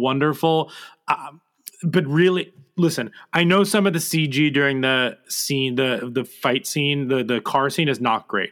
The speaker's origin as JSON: {"language": "English", "region": "New Jersey", "country": "United States", "said": "I'm from New Jersey"}